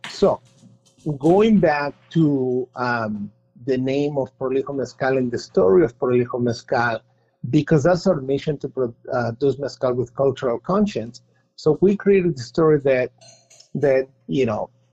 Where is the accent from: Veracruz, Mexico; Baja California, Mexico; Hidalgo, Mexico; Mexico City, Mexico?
Mexico City, Mexico; now in United States; I am from Mexico City